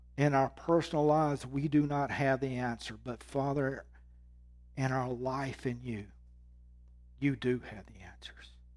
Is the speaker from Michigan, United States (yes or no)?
no; Mississippi, United States; moved away as an adult; I was born in Mississippi.